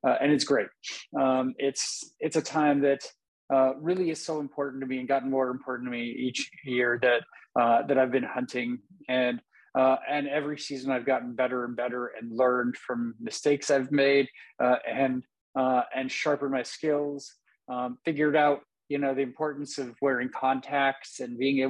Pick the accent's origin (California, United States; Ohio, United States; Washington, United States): California, United States; Napa; now in Vacaville, United States; I'm from Napa. I grew up there and lived there for a long time.